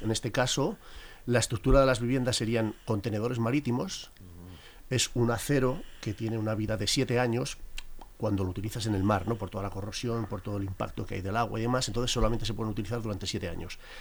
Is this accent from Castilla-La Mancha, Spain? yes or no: no; La Rioja, Spain; moved away as an adult; now in Madrid, Spain; nací en La Rioja, en un pequeño pueblecito y a los 18 años vinimos para Madrid